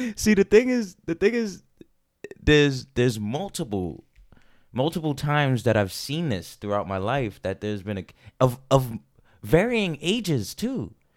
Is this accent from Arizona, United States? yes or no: no; New York City, New York, United States; growing up in New York City, spent a lot of time in public parks